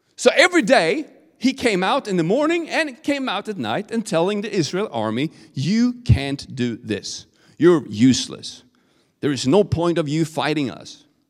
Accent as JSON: {"language": "English", "country": "Sweden", "accent": "Swedish", "second_language": "English", "said": "my Swedish accent"}